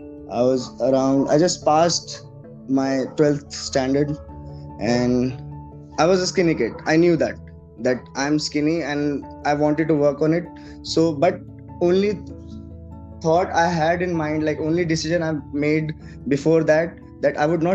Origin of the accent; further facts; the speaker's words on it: Delhi, India; moved away as an adult; also born or lived in Pune, Maharashtra; I'm basically was born and brought up in Delhi only. I did my education, I did everything in Delhi